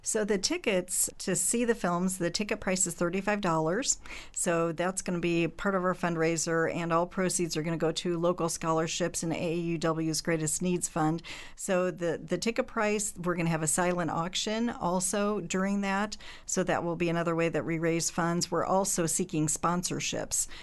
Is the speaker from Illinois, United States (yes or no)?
yes; Springfield, Illinois, United States; I was born here in Springfield, so I've been in Central Illinois my whole life except for college